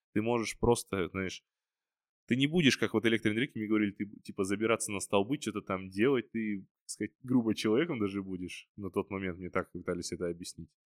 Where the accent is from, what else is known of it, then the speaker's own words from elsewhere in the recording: Karaganda, Karaganda Region, Kazakhstan; moved away; also born or lived in Almaty; я родом, получается, из Караганды